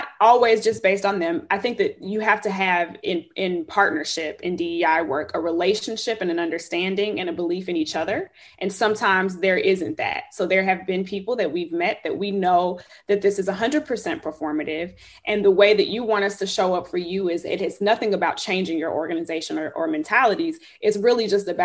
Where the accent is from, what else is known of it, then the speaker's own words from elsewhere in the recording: Chicago, Illinois, United States; moved away as an adult; also born or lived in Houston, Texas; now in Austin, United States; I'm from Chicago, born and raised.